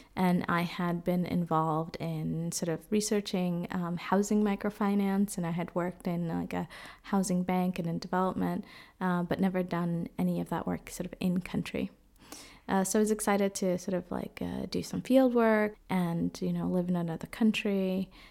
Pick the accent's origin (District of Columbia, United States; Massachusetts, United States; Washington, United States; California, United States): Massachusetts, United States; Boston; moved away as an adult; also born or lived in Dominican Republic / Nicaragua; now in Freiburg, Germany; I grew up in Boston, but was born in the Dominican Republic